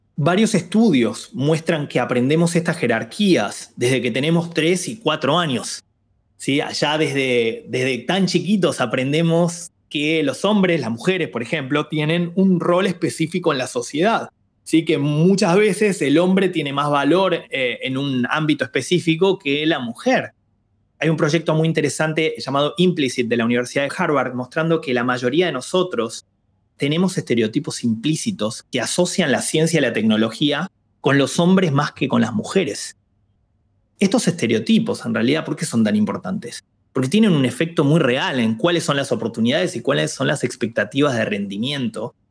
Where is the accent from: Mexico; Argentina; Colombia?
Argentina; yo nací en Argentina y crecí en Argentina